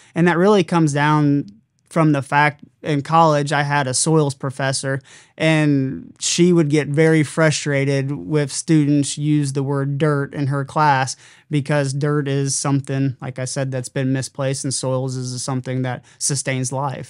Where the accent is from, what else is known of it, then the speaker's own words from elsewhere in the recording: Southern Illinois, United States; I'm being from Southern Illinois